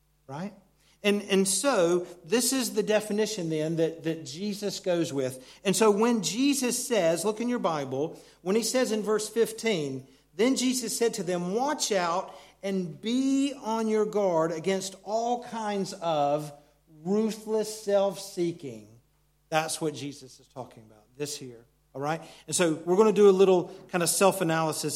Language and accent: English; United States; moved away; Where Christy and I grew up in America, it's a very mountainous region